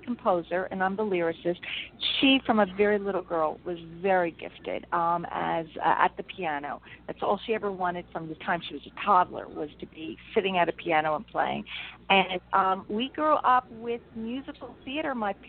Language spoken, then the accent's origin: English; Ventnor, New Jersey, United States; Okay, so I grew up in Ventnor. I grew up with all your listeners. They play Monopoly. I grew up on Atlantic Avenue.